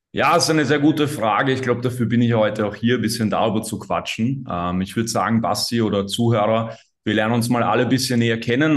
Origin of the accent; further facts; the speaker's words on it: Austria; accent: Austrian; an der Aussprache hat auch jeder schon gehört, dass ich Österreicher bin.